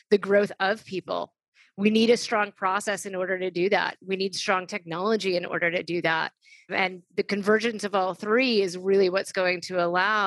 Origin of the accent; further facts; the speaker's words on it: New York City, New York, United States; I grew up in New York City